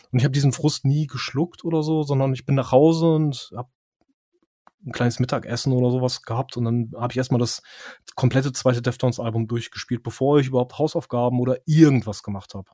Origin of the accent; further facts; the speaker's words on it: near Osnabrück, Lower Saxony, Germany; ich bin nicht direkt in Osnabrück aufgewachsen, sondern ein paar mhm. Kilometer mhm. raus.